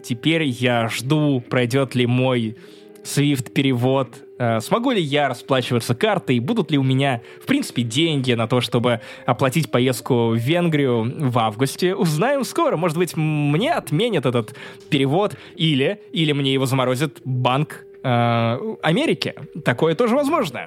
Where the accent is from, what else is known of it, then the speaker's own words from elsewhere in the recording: Russia; also born or lived in Kaliningrad, Russia; я из России